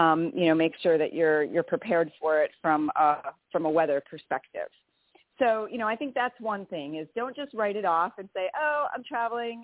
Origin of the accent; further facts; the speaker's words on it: Wisconsin, United States; accent: Wisconsin; moved away; I'm from Wisconsin